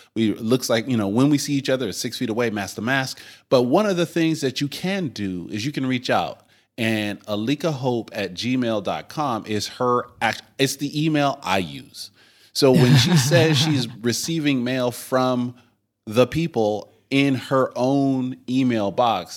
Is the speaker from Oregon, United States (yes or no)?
yes; Oregon, United States; as an Oregonian